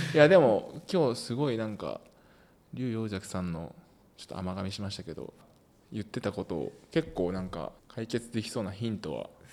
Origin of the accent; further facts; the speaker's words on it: Osaka, Japan; now in Shinjuku, Japan; 僕の大阪の地元とかだと